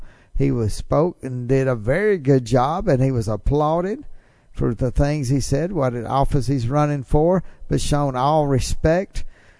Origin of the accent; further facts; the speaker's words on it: Tupelo, Mississippi, United States; my hometown, Tupelo, Mississippi, where we do this show.